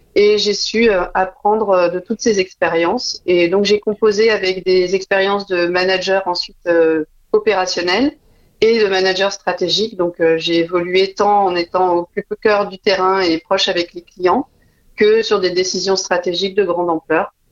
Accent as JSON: {"language": "French", "town": "Dijon", "region": "Bourgogne-Franche-Comté", "country": "France", "also_born_or_lived": "Paris", "moved": "yes", "lives_now": "La Rochelle, France", "said": "je suis originaire de Dijon, j'y tiens parce que la Bourgogne, c'est une zone très, très chère à mon cœur"}